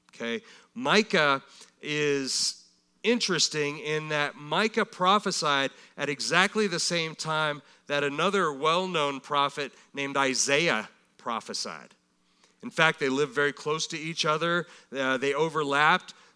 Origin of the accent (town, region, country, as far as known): United States